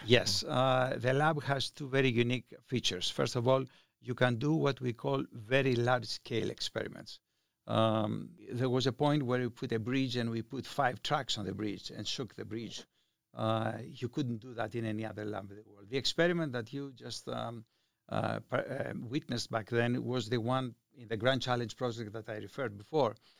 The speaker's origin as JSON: {"language": "English", "country": "Greece", "tie": "born or raised there", "moved": "as an adult", "lives_now": "Reno, United States", "said": "I was born in Greece. I left Greece uh, when I was 23 years old"}